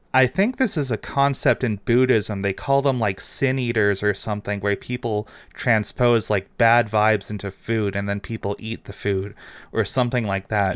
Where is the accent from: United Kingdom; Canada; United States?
Canada; as a Canadian